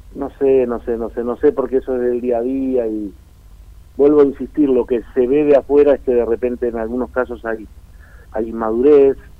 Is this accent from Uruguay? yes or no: yes; Uruguay; moved away; donde yo nací en mi pueblo, en Uruguay